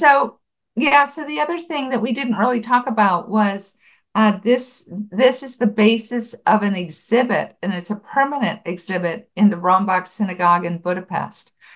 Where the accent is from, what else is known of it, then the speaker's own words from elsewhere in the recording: Buffalo, New York, United States; moved away; I grew up in Buffalo, New York